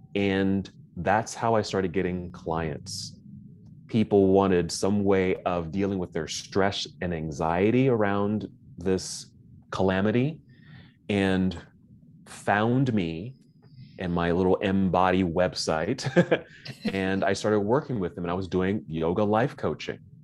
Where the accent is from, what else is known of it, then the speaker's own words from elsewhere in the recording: Oakland, California, United States; moved away as an adult; now in Salt Lake City, United States; I'm originally from Oakland, California